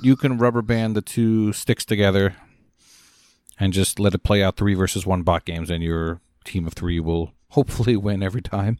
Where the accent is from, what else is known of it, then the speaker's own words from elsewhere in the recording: Scotland, United Kingdom; I'm Scottish